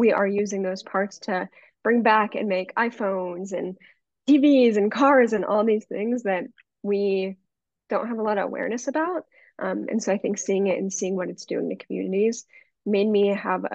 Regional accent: Pennsylvania, United States; growing up in Pennsylvania

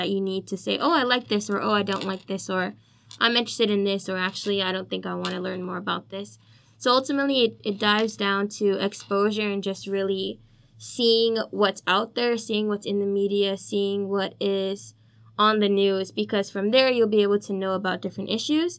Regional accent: New York City, New York, United States; I'm a New York native, so I'm from the Bronx, New York

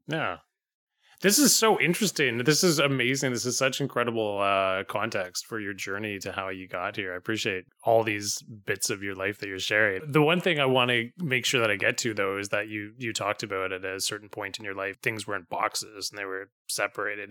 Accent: Vancouver, British Columbia, Canada; now in Pender Island, Canada; I grew up in Vancouver, and so I go back to visit my family

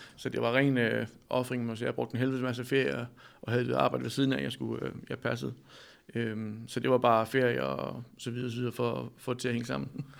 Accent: Denmark; also born or lived in Amsterdam; jeg tog hjem og fik et arbejde i en cykelforretning i Danmark

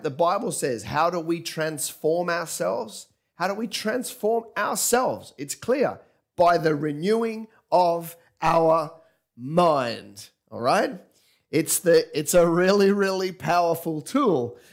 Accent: England, United Kingdom; now in Kingscliff, Australia; I grew up in England

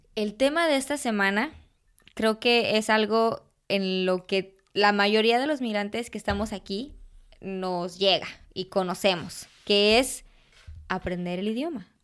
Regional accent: Jalostotitlán, Jalisco, Mexico; first language Spanish; moved away; dar clases de fotografía en, en Jalos, de donde soy yo

